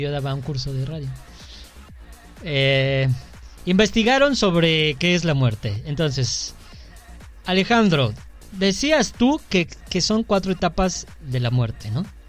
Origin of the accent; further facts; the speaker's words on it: Mexico; Porque somos mexicanos